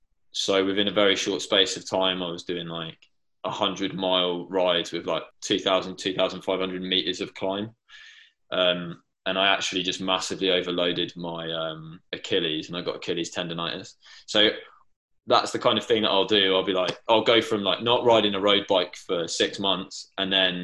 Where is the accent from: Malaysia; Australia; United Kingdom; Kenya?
United Kingdom; England; I'm English